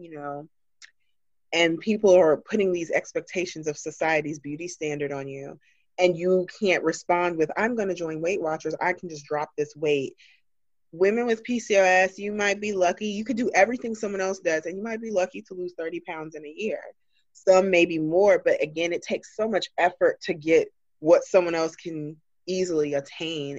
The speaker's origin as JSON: {"language": "English", "region": "Georgia", "country": "United States", "tie": "born or raised there", "moved": "yes", "said": "being a girl from the South, because I'm originally from Georgia"}